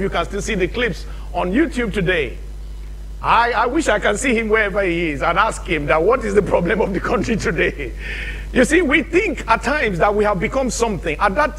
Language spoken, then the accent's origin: English; Nigeria; moved away; In my home country in the 70s